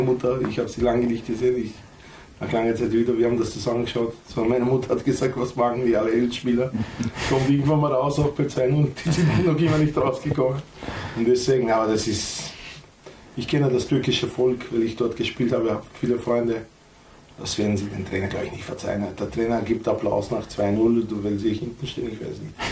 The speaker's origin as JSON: {"language": "German", "country": "North Macedonia", "moved": "yes", "lives_now": "Austria", "said": "Wir sind Mazedonier, nicht Nordmazedonier"}